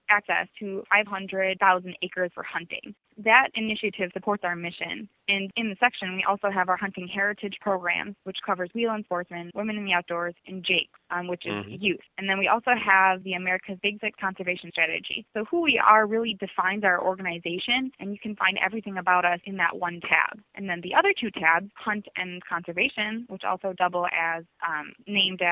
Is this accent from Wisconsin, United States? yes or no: yes; Shiocton, Wisconsin, United States; moved away as an adult; now in Edgefield, United States; I grew up in the rural town of Shiocton, Wisconsin.